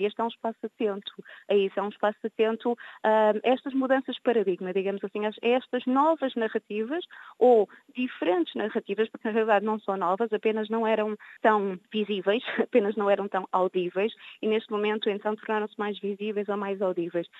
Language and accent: Portuguese; Cape Verde; now in Porto, Portugal; que sou eh, de origem africana, que sou cabo-verdiana